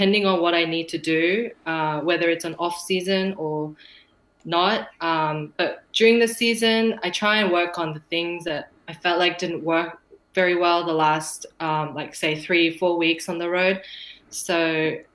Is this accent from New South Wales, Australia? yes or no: no; Victoria, Australia; my home state